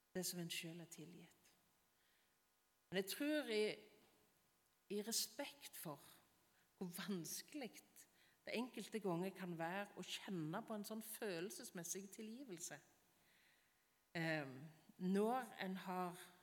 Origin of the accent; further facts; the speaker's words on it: Varhaug, Rogaland, Norway; Når jeg gikk på barneskolen hjemme på Varhaug